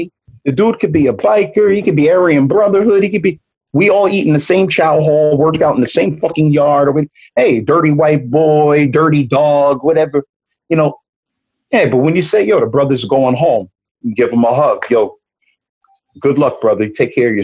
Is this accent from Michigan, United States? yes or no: no; New York City, New York, United States; I'm from Brooklyn